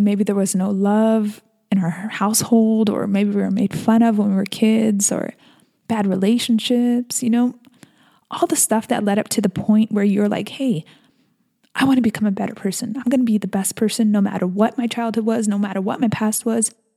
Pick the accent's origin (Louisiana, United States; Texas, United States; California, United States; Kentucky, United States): California, United States; San Diego; I'm born and raised in San Diego, California.